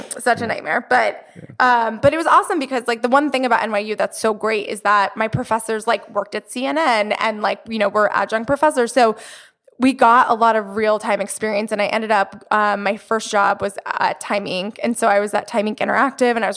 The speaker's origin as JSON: {"language": "English", "region": "Florida", "country": "United States", "also_born_or_lived": "New York City", "moved": "as an adult", "lives_now": "Los Angeles, United States", "said": "I'm from Florida"}